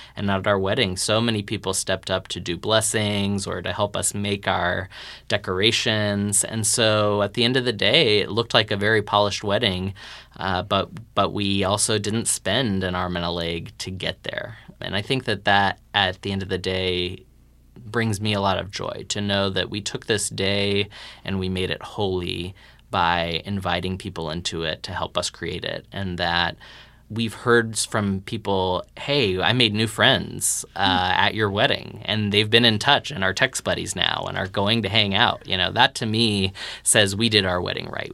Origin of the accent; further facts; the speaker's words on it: Texas, United States; we're both Texan nerds